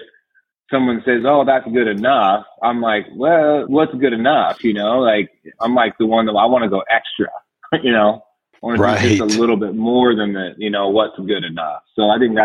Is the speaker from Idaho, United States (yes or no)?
yes; Caldwell, Idaho, United States; also born or lived in Oregon; I grew up in Idaho around the Boise area in a town called Caldwell